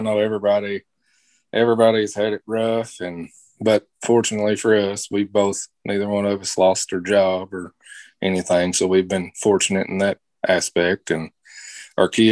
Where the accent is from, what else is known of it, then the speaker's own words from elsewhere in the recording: Webster County, Kentucky, United States; Growing up in Webster County, my dad's a coal miner